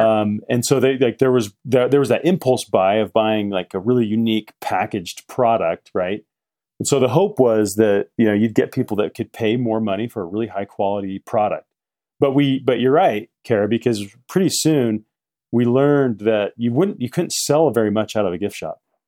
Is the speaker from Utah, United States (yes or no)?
yes; Salt Lake City, Utah, United States; also born or lived in Midway, Utah / Park City, Utah; I grew up in Salt Lake City